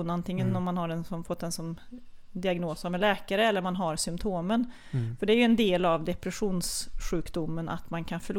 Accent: Kil, Värmland, Sweden; Nej men jag, jag växte ju upp med min mamma Kerstin och pappa Sven och min storebrorsa Jocke, eller Joakim.

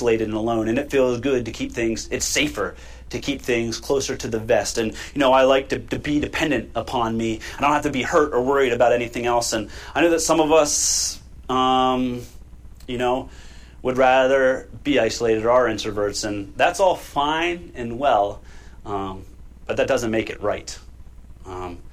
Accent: United States; We are American citizens

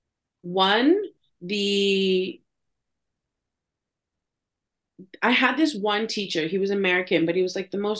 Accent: Canada; also born or lived in Istanbul; I'm Canadian

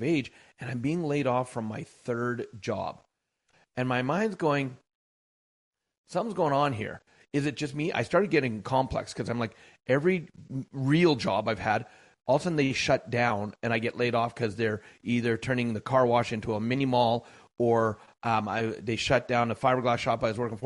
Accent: Canada; I am Canadian born and bred.

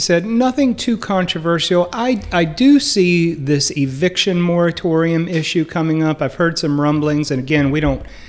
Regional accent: Duplin County, North Carolina, United States; I am from Duplin County.

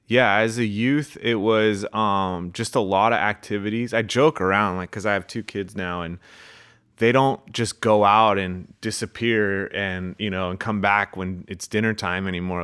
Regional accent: Manhattan Beach, California, United States; I grew up in Manhattan Beach

